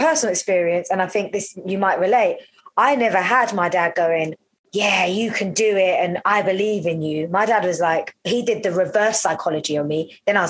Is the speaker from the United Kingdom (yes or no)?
yes; London, United Kingdom; growing up around North London